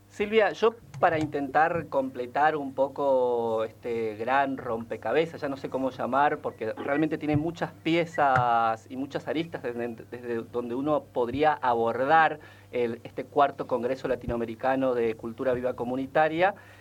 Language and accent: Spanish; Formosa, Argentina; now in Buenos Aires, Argentina; yo además soy de Formosa